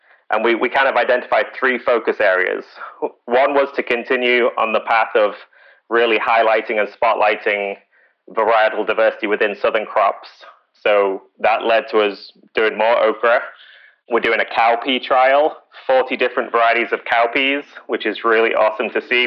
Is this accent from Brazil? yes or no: no; United Kingdom; moved away; I'm British